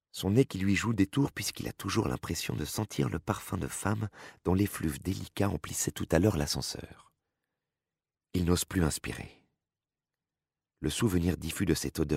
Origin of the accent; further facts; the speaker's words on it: Nancy, Grand Est, France; moved away as an adult; Je suis née à Nancy et j'ai vécu en Lorraine durant les 30 premières années de ma vie. Devenue bretonne par amour en 2002